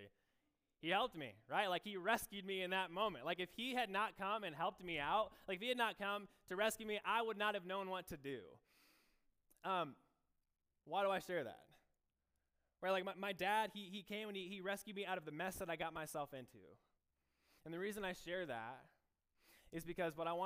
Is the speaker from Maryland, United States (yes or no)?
no; Michigan, United States; moved away as an adult; now in Iowa, United States; I grew up in Michigan